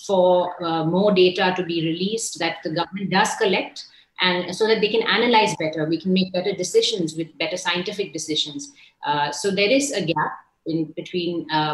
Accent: India; as Indian citizens

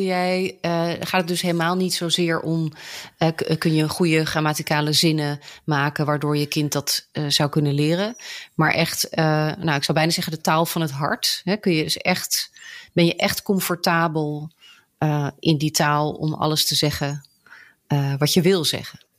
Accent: Netherlands; also born or lived in England; Ik ben Brits-Nederlands, kind van een Britse vader en een Nederlandse moeder. Geboren in Engeland, maar grotendeels opgegroeid hier in Nederland.

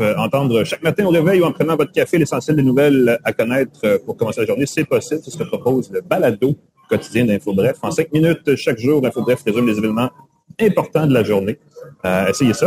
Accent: Montreal, Quebec, Canada; j'étais de Montréal

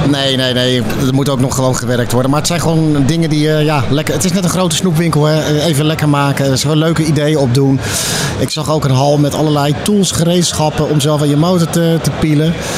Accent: Netherlands; we zijn Hollanders

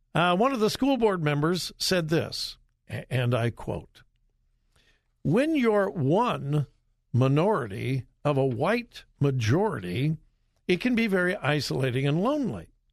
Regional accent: Southern California, United States; also born or lived in Compton; I grew up in Southern California.

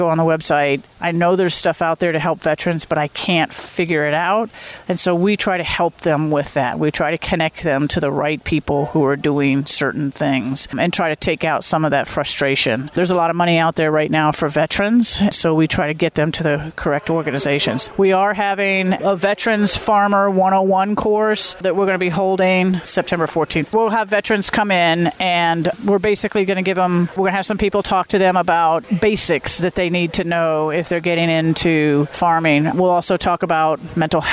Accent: Florida, United States; now in Wisconsin, United States; I grew up in Florida

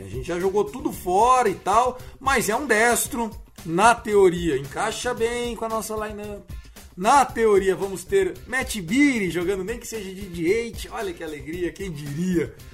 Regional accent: São Paulo, Brazil; eu como paulista

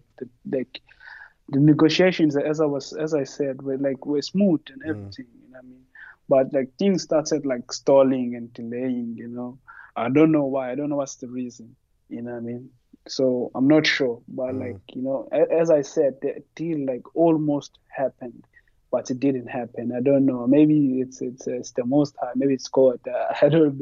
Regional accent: Umlazi, KwaZulu-Natal, South Africa; moved away; also born or lived in Johannesburg / Portugal; I'm from Guamashu, G-section, you know. That's where I grew up.

